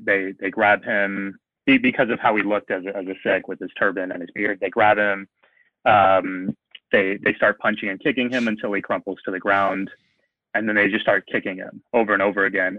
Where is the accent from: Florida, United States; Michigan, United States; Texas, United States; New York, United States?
Texas, United States; San Antonio; now in Buffalo, United States; I grew up in San Antonio